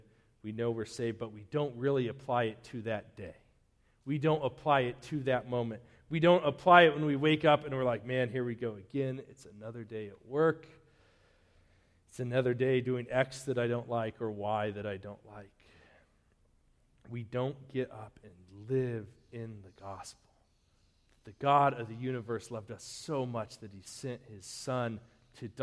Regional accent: Denver, Colorado, United States; also born or lived in Eastern Plains, Colorado; now in Wakefield, United States; I grew up in Denver. Before I moved to that dusty cow town on the Eastern Plains, I was like 15 minutes from the mountains.

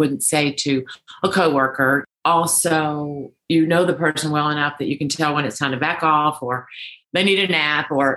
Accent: Deep South, United States; I grew up in the Deep South

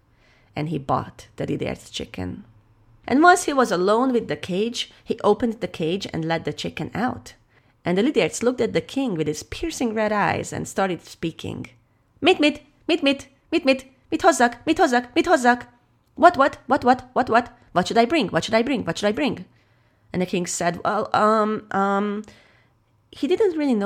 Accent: Hungary; I am a storyteller from Hungary

